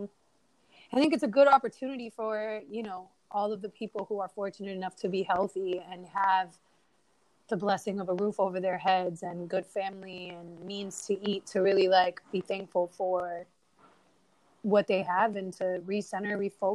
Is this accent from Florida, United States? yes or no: yes; Miami, Florida, United States; I'm smoking a blunt, looking at the water, and I'm from Biscayne